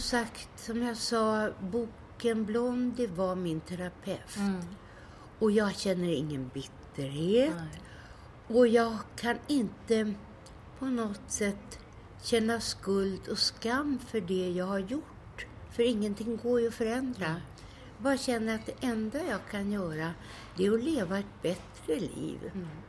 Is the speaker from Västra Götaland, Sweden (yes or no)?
no; Stockholm, Stockholm County, Sweden; Jag växte upp i slummen på Söder